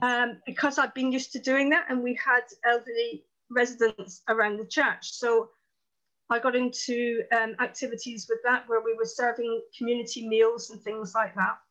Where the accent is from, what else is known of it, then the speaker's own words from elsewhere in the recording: Plymouth, South West England, United Kingdom; I'm from Plymouth in Devon in the southwest, right down in the corner.